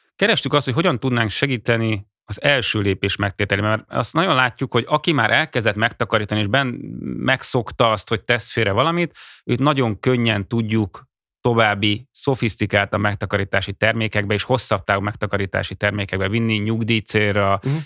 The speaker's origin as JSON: {"language": "Hungarian", "country": "Hungary"}